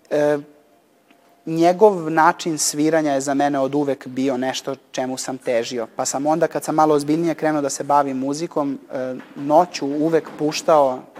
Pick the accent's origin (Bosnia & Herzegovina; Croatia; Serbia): Serbia; Niš, Southern and Eastern Serbia; kao klinac sam u Niškoj muzičkoj školi vežbao